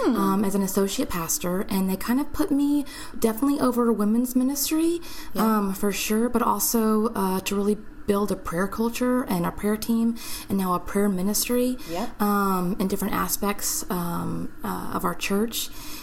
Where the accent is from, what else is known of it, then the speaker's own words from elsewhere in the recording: Dallas, Texas, United States; moved away as an adult; also born or lived in Irving, Texas / Arlington, Texas / Hurst, Texas; now in Austin, United States; we're from the Dallas area.